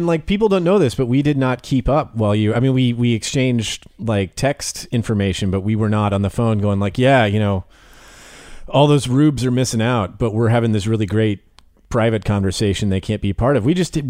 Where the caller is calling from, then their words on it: Tampa, Florida, United States; I am speaking from Tampa, Florida.